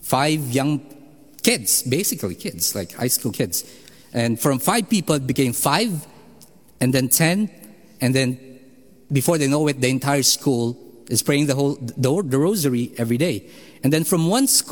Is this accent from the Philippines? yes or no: yes; Philippines; moved away; I am from the Philippines